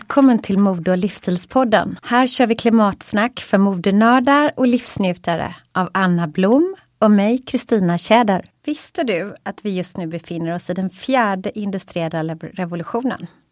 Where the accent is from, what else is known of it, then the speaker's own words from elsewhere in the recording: Gothenburg, Västra Götaland, Sweden; vi är göteborgare